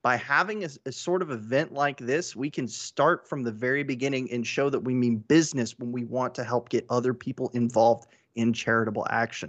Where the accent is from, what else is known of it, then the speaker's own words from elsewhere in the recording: Houston, Texas, United States; I am from Houston, Texas.